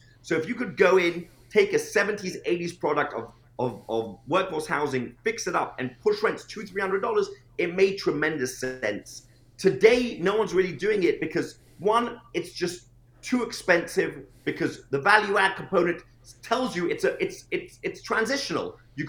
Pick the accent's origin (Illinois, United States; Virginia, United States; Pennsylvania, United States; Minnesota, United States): Virginia, United States; Norfolk; I'm from Norfolk, Virginia, and I was flying from New York.